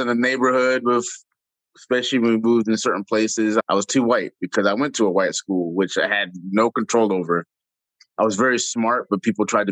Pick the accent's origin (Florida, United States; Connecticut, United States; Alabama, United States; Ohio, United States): Florida, United States; Jacksonville; moved away; I'm a city boy. I come from Jacksonville